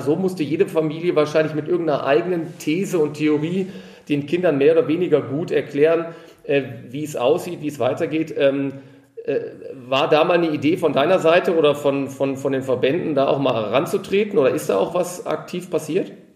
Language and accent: German; Ruhr area, North Rhine-Westphalia, Germany; moved away as an adult; now in Munich, Germany; in meine alte Heimat zu machen zu einem meiner alten Hockey-Kumpane aus dem Ruhrgebiet